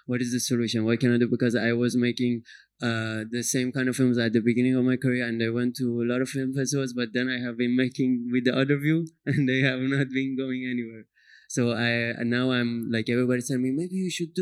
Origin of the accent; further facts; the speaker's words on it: Iran; I'm from Iran